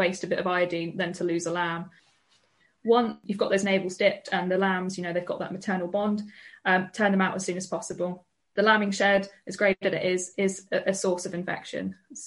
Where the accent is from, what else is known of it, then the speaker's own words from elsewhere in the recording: the Southwest, South West England, United Kingdom; I'm from the Southwest.